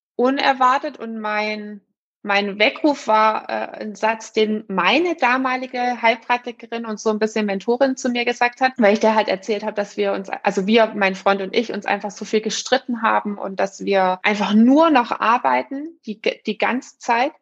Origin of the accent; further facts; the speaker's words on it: Swabia, Germany; ich bin Schwäbin